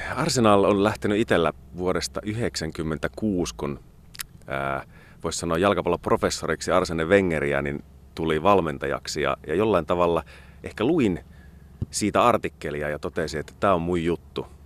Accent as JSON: {"language": "Finnish", "town": "Kajaani", "region": "Kainuu", "country": "Finland", "moved": "as an adult", "lives_now": "Joensuu, Finland", "said": "Kajaanissa, mistä kotoisin olen"}